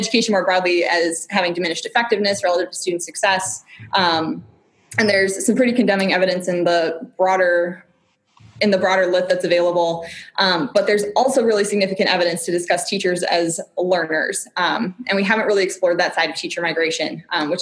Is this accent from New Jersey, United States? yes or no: no; southern Wisconsin, United States; moved away as an adult; also born or lived in Minnesota; now in Oregon, United States; I grew up in southern Wisconsin on a dairy farm